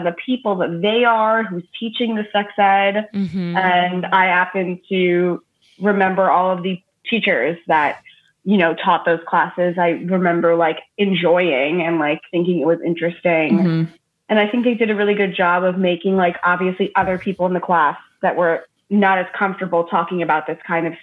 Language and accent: English; Long Island, New York, United States; But I grew up on Long Island in New York